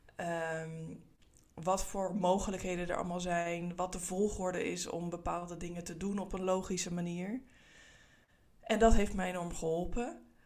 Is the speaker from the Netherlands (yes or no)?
yes; Netherlands; Ik kom uit Nederland, zoals je kan horen